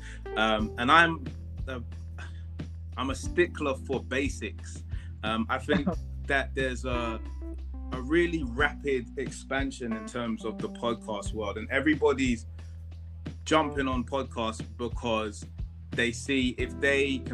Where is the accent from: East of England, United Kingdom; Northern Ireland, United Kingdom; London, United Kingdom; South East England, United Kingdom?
London, United Kingdom; were born in London, but our family comes from Ghana.